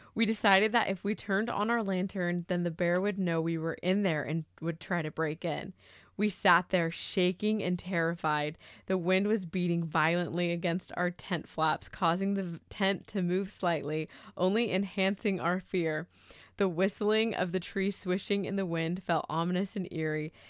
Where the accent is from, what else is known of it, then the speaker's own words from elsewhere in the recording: Murrieta, California, United States; moved away; I grew up in Marietta, California. That is Southern California, in between L A and San Diego.